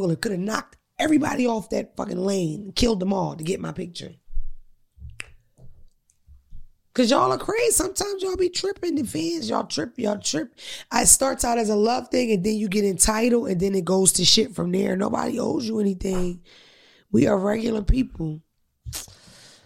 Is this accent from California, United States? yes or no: no; Philadelphia, Pennsylvania, United States; I'm from Philadelphia